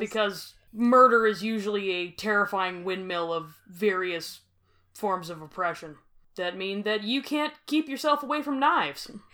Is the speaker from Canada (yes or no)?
yes; Grande Prairie, Alberta, Canada; I am from Grand Prairie